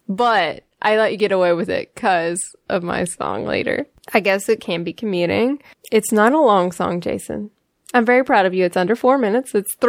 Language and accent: English; Jackson, Tennessee, United States; born or raised there